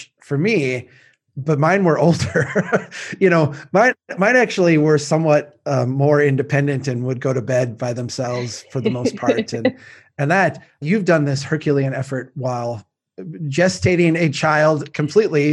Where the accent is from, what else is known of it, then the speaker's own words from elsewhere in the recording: Baxter, Minnesota, United States; I grew up in Baxter and I'm from Brainerd